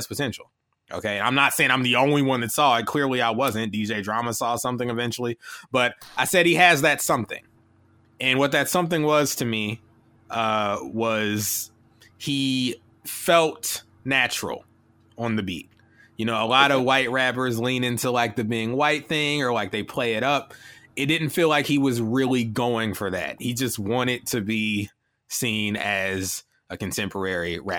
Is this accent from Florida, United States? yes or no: no; Kentucky, United States; I'm from Kentucky